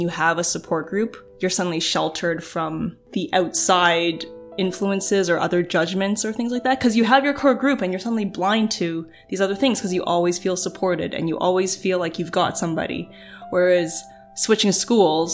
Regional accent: Oakville, Ontario, Canada; growing up in Oakville

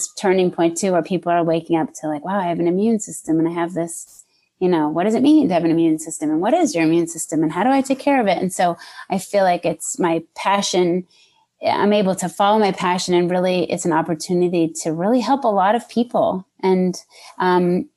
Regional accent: New Hampshire, United States; also born or lived in Massachusetts; now in Los Angeles, United States; born and raised in New Hampshire and then Massachusetts for like 18 years and then landed out here.

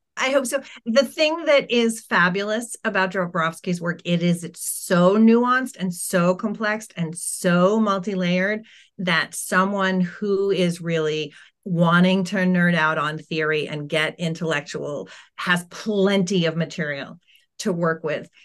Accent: United States; accent: American; also born or lived in United Kingdom; my family moved from the U K to the U S, and I started kindergarten

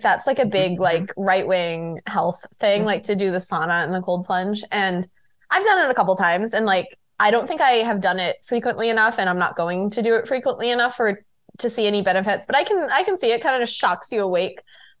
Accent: Massachusetts, United States; moved away as an adult; also born or lived in England; I'm from Massachusetts originally, and it's, like, fucking cold there.

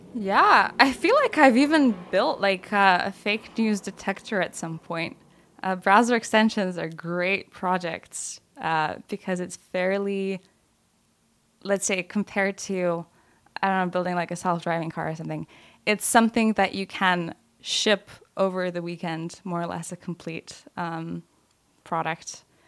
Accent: Lithuania; moved away; middle school and some of high school in Lithuania.

